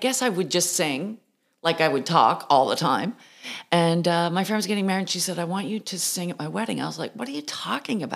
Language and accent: English; Mount Pearl, Newfoundland and Labrador, Canada; moved away as an adult; also born or lived in Toronto; I grew up outside St. John's in Mount Pearl